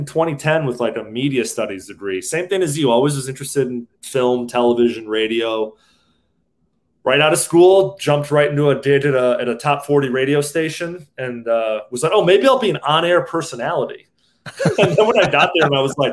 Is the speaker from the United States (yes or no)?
yes; Naperville, Illinois, United States; moved away as an adult; also born or lived in Chicago, Illinois; now in California, United States; I'm from Naperville and I say I'm from Chicago. I guess I've lived a good amount in both places.